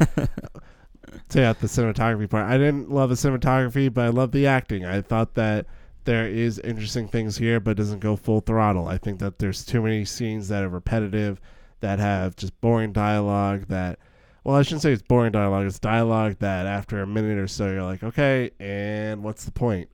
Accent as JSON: {"language": "English", "area": "near West Point", "region": "New York", "country": "United States", "tie": "born or raised there", "said": "West Point, which is actually near where I grew up."}